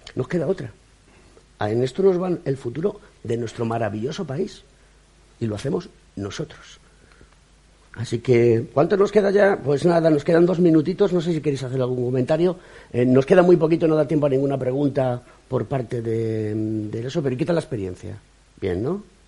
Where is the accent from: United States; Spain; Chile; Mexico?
Spain; como ciudadano español